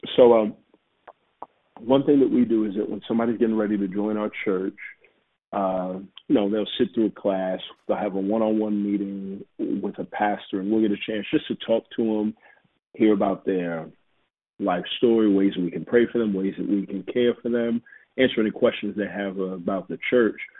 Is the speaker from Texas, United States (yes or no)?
yes; Houston, Texas, United States; moved away as an adult; also born or lived in Waco, Texas / Dallas, Texas; now in Atlanta, United States; I'm from Texas. You know, I was born and raised in Houston, and I spent some time in Waco, and then Dallas, and now in Atlanta